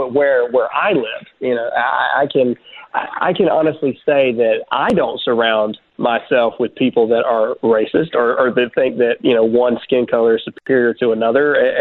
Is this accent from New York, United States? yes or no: no; Mississippi, United States; Yes, I am a redneck from Mississippi. I'm a 12-year Army veteran